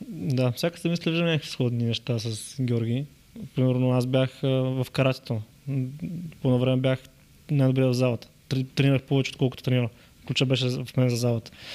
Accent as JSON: {"language": "Bulgarian", "town": "Yambol", "region": "Yambol Province", "country": "Bulgaria", "also_born_or_lived": "Varna / Sofia", "moved": "yes", "said": "от Ямбол съм"}